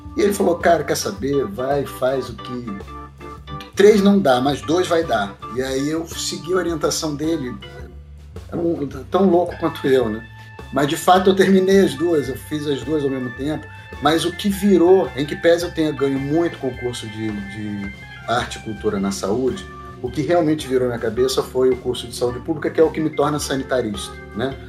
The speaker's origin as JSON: {"language": "Portuguese", "region": "Rio de Janeiro", "country": "Brazil", "tie": "born or raised there", "said": "Eu tive uma, uma possibilidade de formação que tem muito a ver com a cidade na qual eu nasci. Eu sou do Rio de Janeiro"}